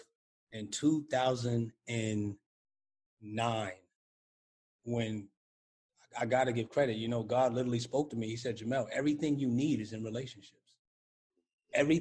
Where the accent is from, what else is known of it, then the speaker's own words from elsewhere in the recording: New York City, New York, United States; being a New Yorker